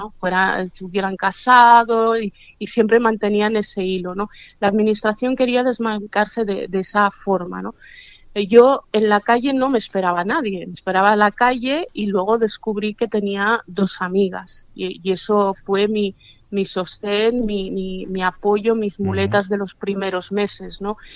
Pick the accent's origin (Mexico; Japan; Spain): Spain; Barcelona, Catalonia; born there; pues si nací en Barcelona, ¿por qué no vuelvo a Barcelona a empezar otra vez a ver qué sucede?